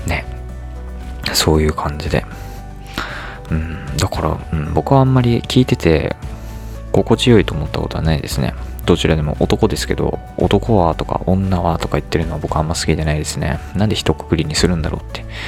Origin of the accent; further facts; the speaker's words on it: United States; 僕はねアメリカで育ったので